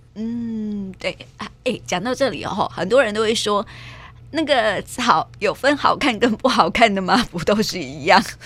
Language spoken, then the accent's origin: Chinese; Taiwan; 我们台湾人的兰花热